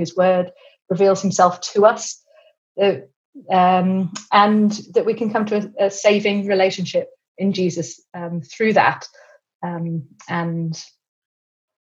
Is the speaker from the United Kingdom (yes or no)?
yes; England, United Kingdom; also born or lived in Cambridge; you probably tell that I'm English